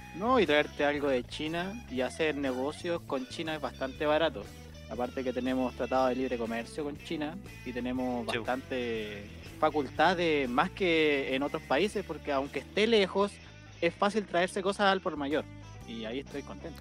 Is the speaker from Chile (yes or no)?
yes; Salamanca, Coquimbo, Chile; moved away; yo vengo de Salamanca